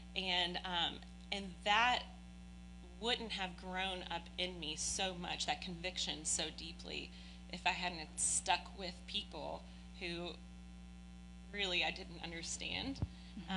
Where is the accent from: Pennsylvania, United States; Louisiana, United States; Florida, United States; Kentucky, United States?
Kentucky, United States; Oldham County; also born or lived in Prospect, Kentucky / Shelby Park, Louisville; now in Louisville, United States; spent my entire childhood out in Oldham County um, which we all know is a very wealthy land. Um, and so I was raised there.